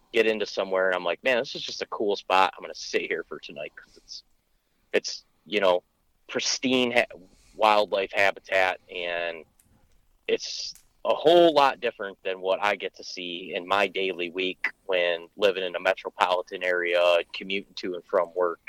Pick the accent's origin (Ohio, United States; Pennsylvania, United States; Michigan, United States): Michigan, United States; my home state of Michigan